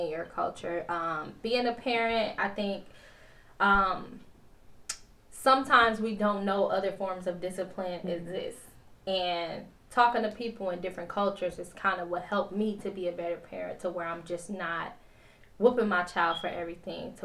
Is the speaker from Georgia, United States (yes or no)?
yes; Georgia, United States; now in Wisconsin, United States; I grew up in Georgia